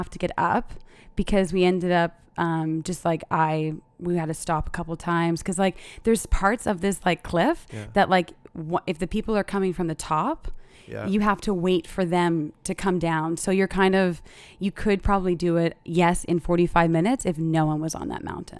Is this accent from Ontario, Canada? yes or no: no; Halifax, Nova Scotia, Canada; now in Dubai, United Arab Emirates; I mean, I'm Canadian. Okay. So I'm from the East. Like I rep Halifax all the way. But then I have my, like I moved to Dubai.